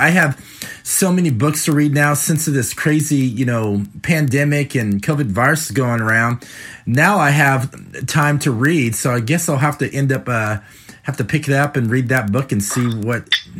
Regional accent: Cincinnati, Ohio, United States; "Okay, where are you from?" And I said, "Cincinnati."

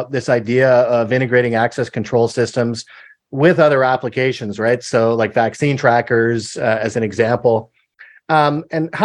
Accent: Canada; being a Canadian and then being in the US

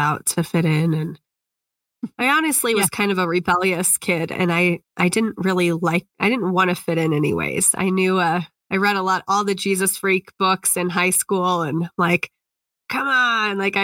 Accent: Indiana, United States; Indiana has kind of put it's my home state

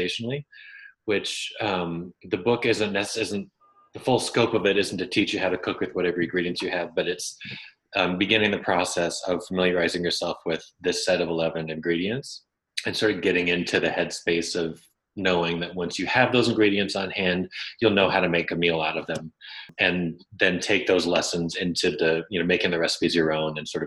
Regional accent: Idaho, United States; I grew up in Idaho, in the 80s and early and through the 90s

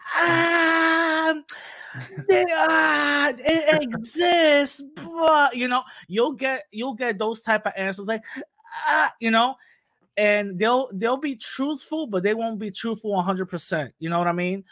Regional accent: New York City, New York, United States; born and raised in the Bronx

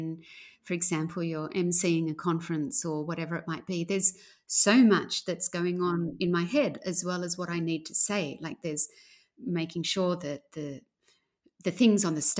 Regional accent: outside of Sydney, New South Wales, Australia; I grew up outside of Sydney, well outside of Sydney

